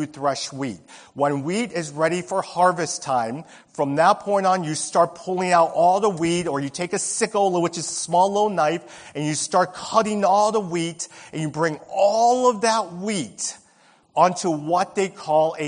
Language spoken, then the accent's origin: English; Bridgeport, United States; I remember growing up in Bridgeport. I was back in 82 when I first moved in Bridgeport.